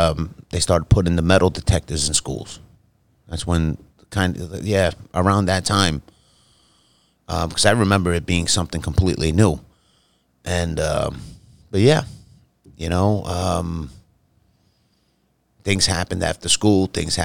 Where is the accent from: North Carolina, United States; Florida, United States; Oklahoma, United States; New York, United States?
New York, United States; New York City; When I was growing up on Arthur Avenue, like I told you, man, it was like a little melting pot there.